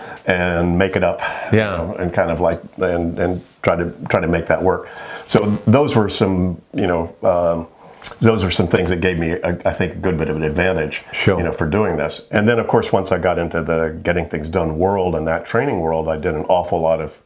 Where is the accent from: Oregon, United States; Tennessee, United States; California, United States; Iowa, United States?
California, United States; I grew up in California in the 60s, 70s, and 80s